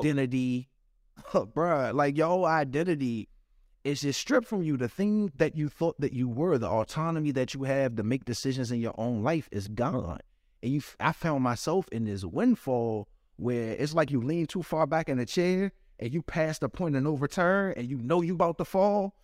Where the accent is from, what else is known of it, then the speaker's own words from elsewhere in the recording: Washington, District of Columbia, United States; I grew up in Washington, D C. I grew up in Southeast